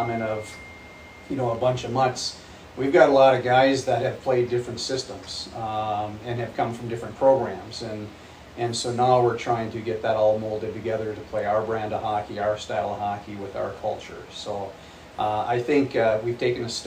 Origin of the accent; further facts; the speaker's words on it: North Dakota, United States; moved away; also born or lived in Grand Rapids; I'm a North Dakota boy, very proud of it